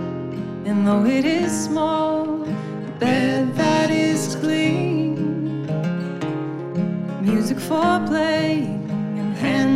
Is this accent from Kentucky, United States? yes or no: yes; Louisville, Kentucky, United States; We're both from Louisville, Kentucky, based out of Louisville, Kentucky.